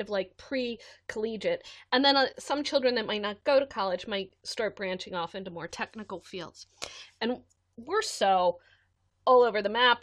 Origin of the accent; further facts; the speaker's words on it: United States; as an American adult